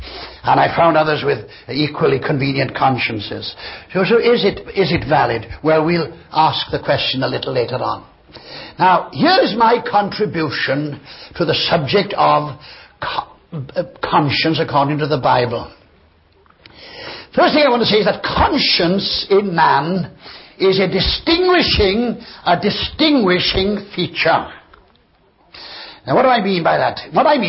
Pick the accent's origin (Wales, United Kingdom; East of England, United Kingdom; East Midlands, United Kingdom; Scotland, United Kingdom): Wales, United Kingdom; And of course I'm a step above you because I come from Wales.